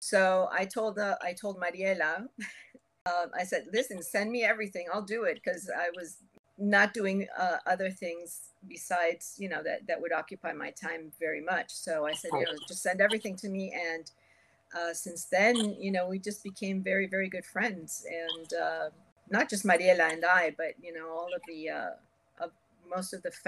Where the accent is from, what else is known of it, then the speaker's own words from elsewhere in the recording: Venezuela; moved away as an adult; also born or lived in Cuba / United States; now in Miami, United States; Okay, well, I was born in Havana, Cuba. I lived in the U.S. until I was about 8 years old and then went to Venezuela for many years. When it was time for college, I came to the University of Miami